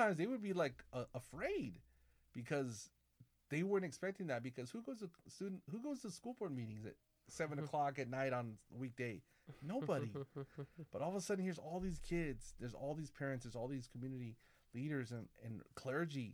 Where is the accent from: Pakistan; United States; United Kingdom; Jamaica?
United States; Corona, California; also born or lived in San Bernardino; my growing up in my hometown, Corona